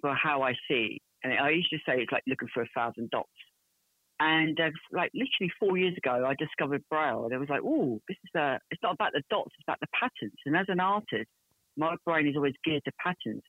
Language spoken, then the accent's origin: English; Portsmouth, South East England, United Kingdom; I'm from Portsmouth in England